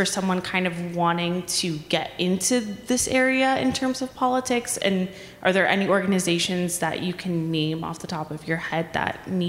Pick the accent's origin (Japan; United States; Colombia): United States; Pennsylvania; moved away as an adult; now in Washington, D.C., United States; And I'm from Pennsylvania. And since moving here about a year ago, I don't really feel connected to my Pennsylvanian roots.